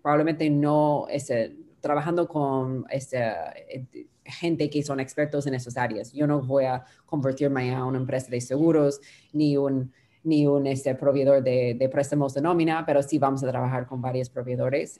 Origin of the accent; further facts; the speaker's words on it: Peru; accent: Peruvian Spanish; Spanish is a second language; mi español es de Perú, que llamamos la nómina la planilla